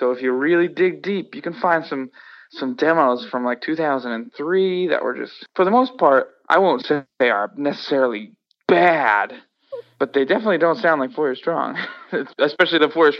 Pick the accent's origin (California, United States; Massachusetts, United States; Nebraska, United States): Massachusetts, United States; Worcester; I personally loved growing up in Worcester. Don't have anything to compare to, obviously, because I didn't I didn't move around. A lot of kids growing up, whether it's, you know, their parents moving around for job purposes or whatever, you know, moved around a lot as kids, but not me. I grew up here